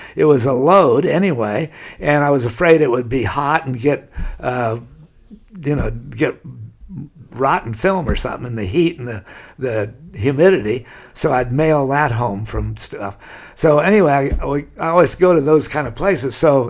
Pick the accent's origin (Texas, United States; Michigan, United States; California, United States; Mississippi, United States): California, United States; Laguna Beach; how completely different it was from the way I grew up in Laguna Beach.